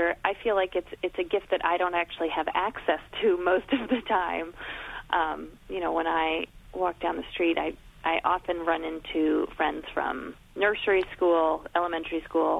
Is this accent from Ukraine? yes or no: no; New York, United States; when I moved back to New York after college